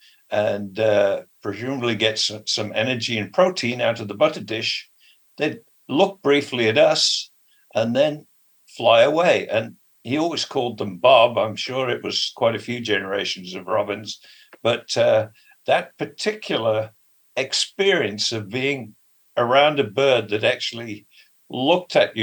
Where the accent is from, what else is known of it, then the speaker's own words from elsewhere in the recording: England, United Kingdom; moved away as an adult; also born or lived in Poole, England / London, England; now in British Columbia, Canada; I grew up in England, I went to college in London to be a physiotherapist